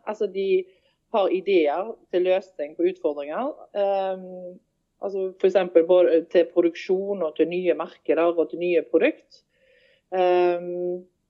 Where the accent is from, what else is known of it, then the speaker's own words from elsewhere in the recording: Haugesund, Rogaland, Norway; moved away as an adult; now in Stord, Norway; jeg er født og oppvokst i Haugesund